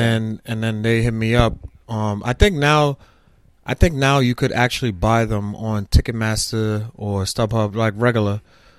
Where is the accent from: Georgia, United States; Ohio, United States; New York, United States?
New York, United States; New York City; also born or lived in Brooklyn; I for all my adult life, my teenage life, I grew up in Staten Island